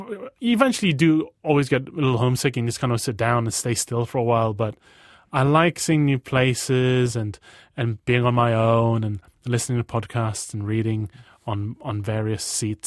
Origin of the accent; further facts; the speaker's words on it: Borneo, Malaysia; also born or lived in United Kingdom; Borneo and Britain at the same time, and the differences in cultures in the culture I've noticed between being Malaysian Chinese and white British.